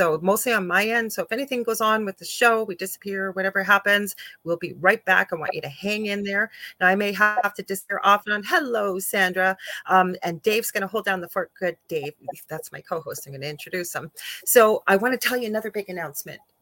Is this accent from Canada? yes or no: yes; Canada; I am a Canadian clairvoyant medium